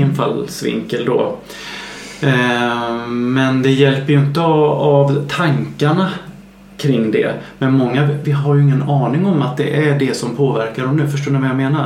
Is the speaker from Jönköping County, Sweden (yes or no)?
yes; Värnamo, Jönköping County, Sweden; now in Stockholm, Sweden; min hemstad Värnamo